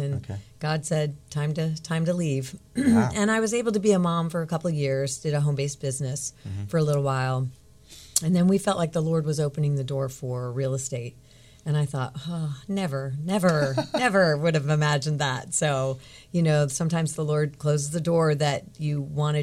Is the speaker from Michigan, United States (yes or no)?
no; Virginia Beach, Virginia, United States; I grew up in Virginia Beach, Navy brat. I grew up in Virginia Beach for the most part.